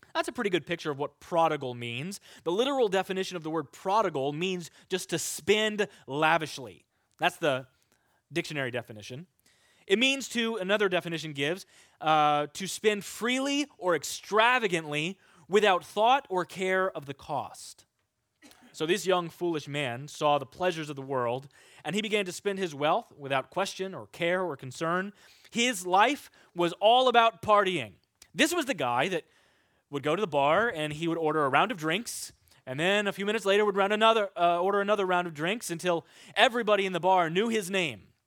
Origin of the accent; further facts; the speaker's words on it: Kansas, United States; I'm from Kansas. There are pigs there. And I remember occasionally when I was growing up, we would drive to see our friends in Fredonia, Kansas